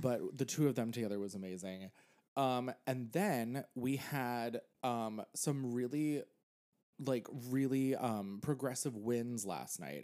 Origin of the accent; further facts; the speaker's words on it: Pennsylvania, United States; now in New York, United States; I grew up in Pennsylvania